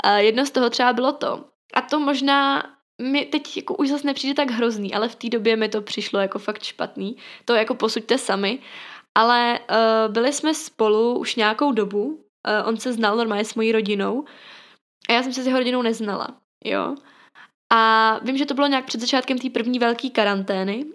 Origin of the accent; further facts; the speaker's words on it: Ostrava, Moravian-Silesian Region, Czechia; jsem z Ostravy